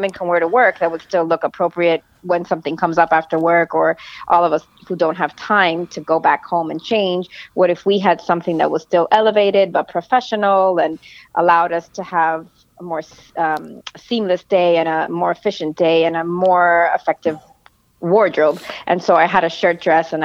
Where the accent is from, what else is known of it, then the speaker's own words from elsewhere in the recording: Miami, Florida, United States; moved away as an adult; also born or lived in Jersey City; I was actually born in Jersey City, but I grew up in Miami, like most Cuban Americans, and lived there until I was 18